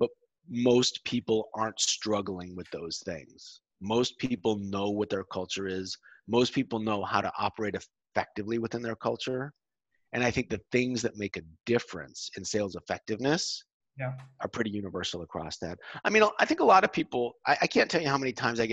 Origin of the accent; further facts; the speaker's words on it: United States; moved away as an adult; now in Europe; I'm an American. People listening can probably tell that. I moved to Europe 14 years ago